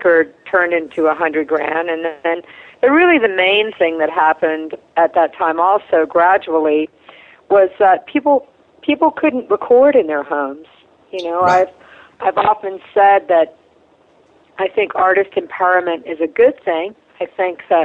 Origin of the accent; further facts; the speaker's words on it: South Carolina, United States; I come from South Carolina, which is an incredibly gracious place